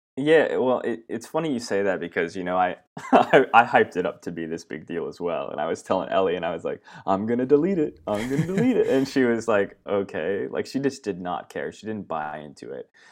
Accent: Myrtle Creek, Oregon, United States; moved away as an adult; also born or lived in Virginia; now in Australia; I was born in Virginia, uh, but then I moved to Oregon when I was, uh, young, young boy, about five years old, and I grew up in Southern Oregon in a really small town called Myrtle Creek.

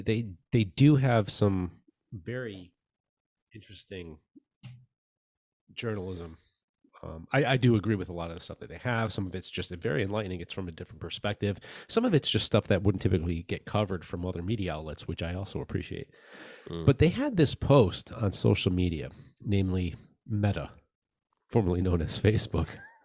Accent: United States; Like, well, I'm an American

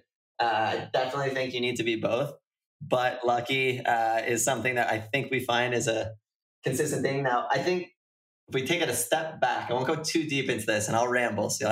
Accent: United States; also born or lived in Canada; I'm American.

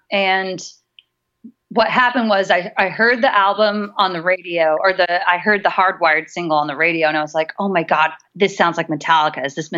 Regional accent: California, United States; I grew up while he was stationed in the Marines, I grew up mostly in Southern California.

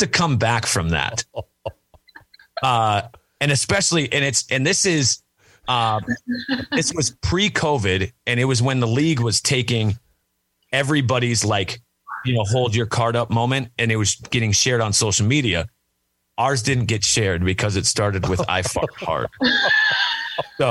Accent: Minnesota, United States; now in Nashville, United States; I'm originally from Minnesota

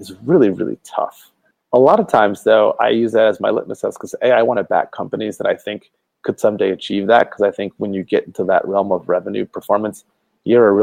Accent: outside of Detroit, Michigan, United States; moved away as an adult; now in Northern California, United States; I was born in outside of Detroit, Michigan

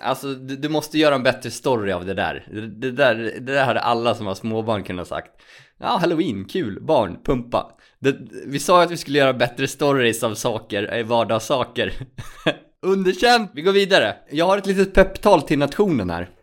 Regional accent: Borlänge, Dalarna County, Sweden; moved away; min hemstad Borlänge

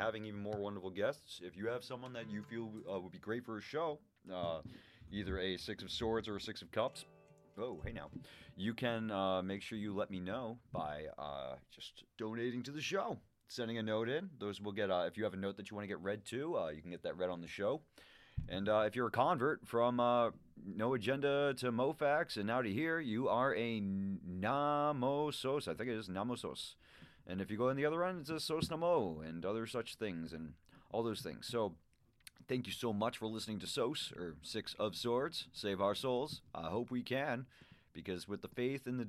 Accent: Massachusetts, United States; I'm from Massachusetts

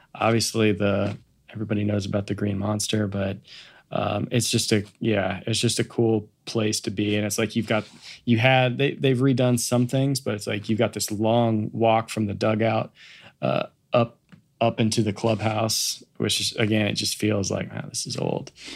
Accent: Kansas City, United States; moved away; I grew up in Kansas City

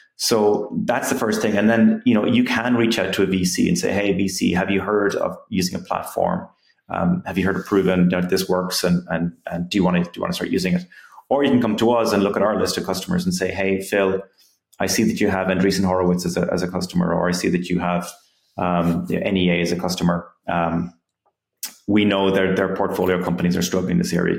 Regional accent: Ireland; moved away as an adult; also born or lived in Silicon Valley; I'm from Ireland, I came to Silicon Valley

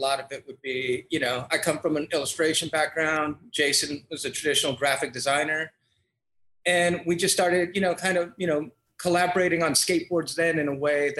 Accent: San Francisco, California, United States; moved away as an adult; now in New York, United States; I'm originally from San Francisco.

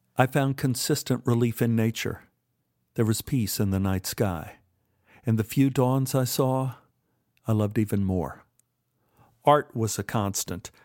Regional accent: Dallas, Texas, United States; moved away as an adult; I was from Dallas

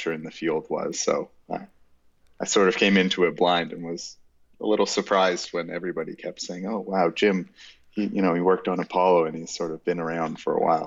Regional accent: Toronto, Ontario, Canada; also born or lived in Kingston, Ontario; So I grew up in Toronto and went to university at Queen's University in Kingston, Ontario.

